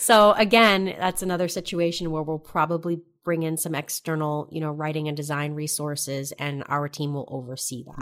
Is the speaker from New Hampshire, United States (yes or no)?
yes; New Hampshire, United States; moved away as an adult; also born or lived in New York City; I'm from New Hampshire.